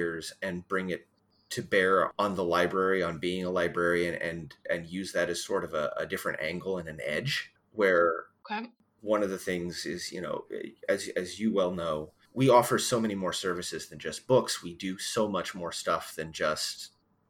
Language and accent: English; Missouri, United States; now in Westerville, United States; I basically grew up in a library where I grew up back in Missouri